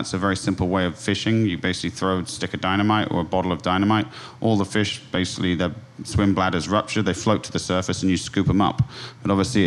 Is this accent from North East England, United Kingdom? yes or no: no; London, United Kingdom; moved away as an adult; now in Roatan, Honduras; I'm originally from London.